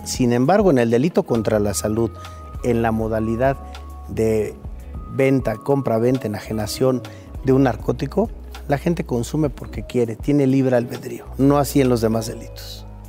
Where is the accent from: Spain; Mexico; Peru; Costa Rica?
Mexico